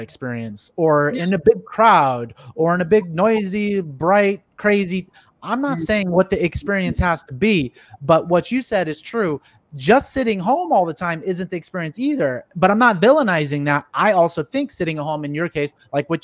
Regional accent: San Jose, California, United States; moved away as an adult; now in Texas, United States; I'm from the Bay Area, San Jose, Silicon Valley

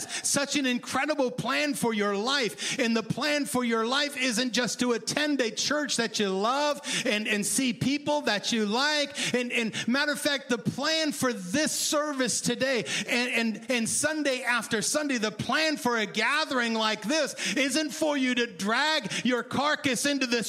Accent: Maine, United States; I grew up in Maine

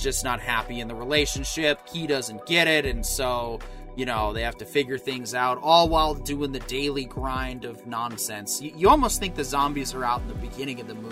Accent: United States; as an American

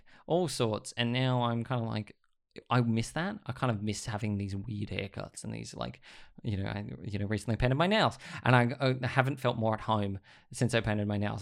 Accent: Sydney, New South Wales, Australia; growing up in Sydney was very different every decade

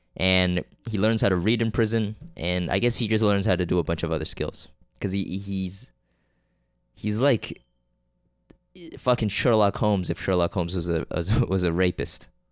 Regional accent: Canada; also born or lived in Korea; I'm fucking Korean. And Canadian.

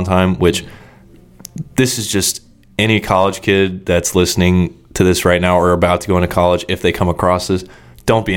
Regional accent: Kansas City, United States; moved away as an adult; now in Florida, United States; I was born on the Missouri side, lived there for, I think, 6 or 7 years, and then we moved over, like, once my dad's company finally took off, we moved to the Kansas City, Kansas side

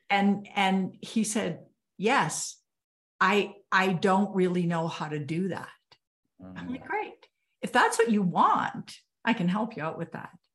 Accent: Canada; I'm Canadian

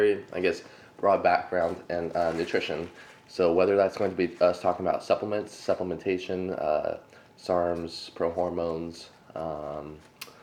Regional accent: Sacramento, California, United States; I'm actually from Sacramento

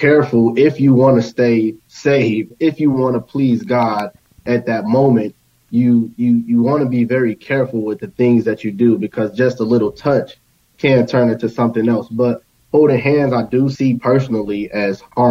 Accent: Maywood, Illinois, United States; moved away; I'm from Maywood, Illinois, originally

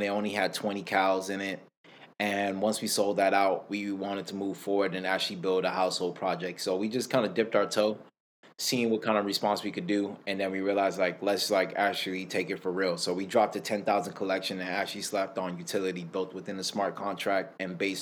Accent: Miami, Florida, United States; I'm born and raised in Miami, Florida

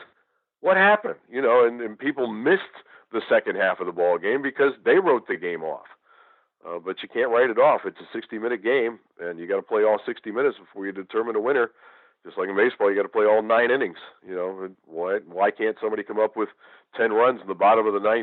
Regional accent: Western New York, United States; moved away as an adult; now in Houston, United States; I grew up in Western New York

